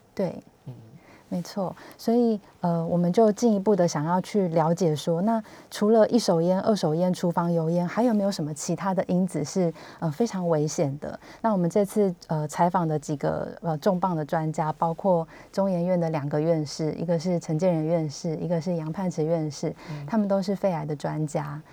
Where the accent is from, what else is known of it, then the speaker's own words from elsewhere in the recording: Hsinchu, Taiwan; now in Taipei, Taiwan; 以我是新竹人为例，就是我长期在台北工作